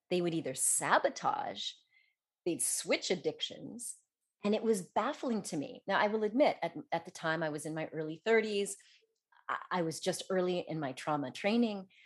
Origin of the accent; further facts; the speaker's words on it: Denver, Colorado, United States; also born or lived in south of France; now in France; I grew up in Denver, and I skied when I was young